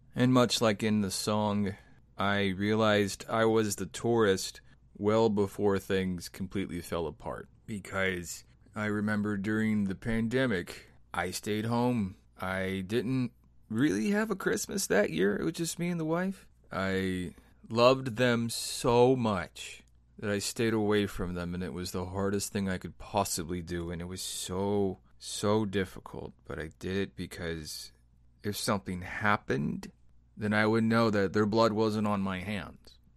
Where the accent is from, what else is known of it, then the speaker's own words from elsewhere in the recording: American Midwest, United States; I grew up in the American Midwest